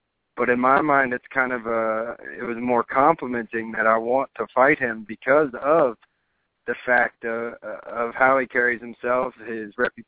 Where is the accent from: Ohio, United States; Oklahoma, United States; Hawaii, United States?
Ohio, United States; moved away; I just take pride that I'm from Ohio